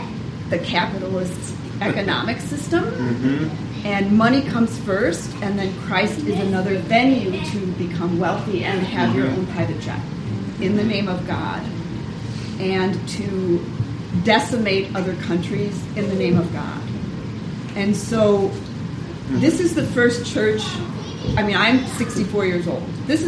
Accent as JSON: {"language": "English", "town": "Chicago", "region": "Illinois", "country": "United States", "also_born_or_lived": "Fargo / Amsterdam", "moved": "yes", "said": "I'm from Chicago, and we lived in a hotel across the street from the federal building in downtown Fargo."}